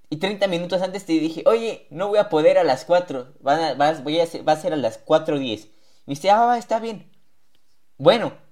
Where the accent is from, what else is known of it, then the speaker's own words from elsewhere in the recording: Mexico; ¿Y por qué hago esto? Porque soy mexicano.